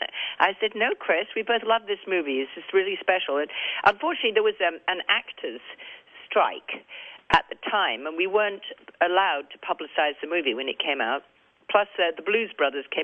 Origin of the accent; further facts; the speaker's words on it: England, United Kingdom; accent: English; my English accent